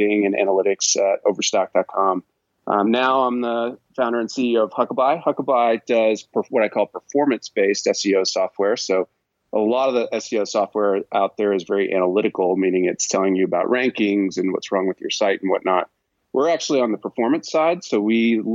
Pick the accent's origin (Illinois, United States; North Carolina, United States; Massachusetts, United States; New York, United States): Massachusetts, United States; Boston; now in Park City, United States; I'm originally from the Boston area, but yeah. Now I reside in the mountain town of Park City, Utah